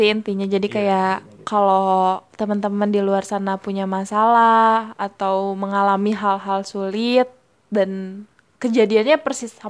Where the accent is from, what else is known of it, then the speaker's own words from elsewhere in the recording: Bandung, West Java, Indonesia; now in Yogyakarta, Indonesia; oh oh iya ya kita dari Bandung terus sekarang kita kuliah di Jogja ya